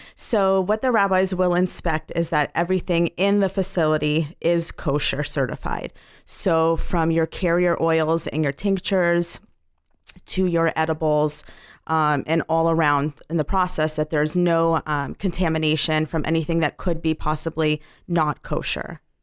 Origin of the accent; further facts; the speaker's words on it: Los Angeles, California, United States; I'm from Los Angeles